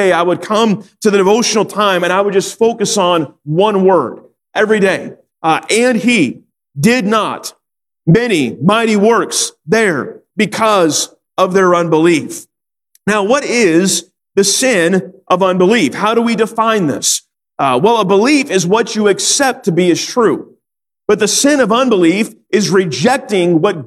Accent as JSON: {"language": "English", "town": "Sacramento", "region": "California", "country": "United States", "tie": "born or raised there", "also_born_or_lived": "North Carolina", "said": "I grew up in Sacramento, California"}